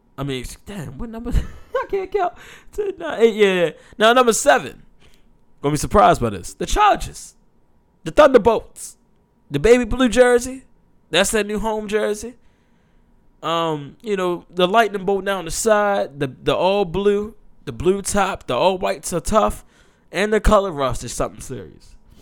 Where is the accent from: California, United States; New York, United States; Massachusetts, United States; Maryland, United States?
Maryland, United States; Baltimore; I'm from Baltimore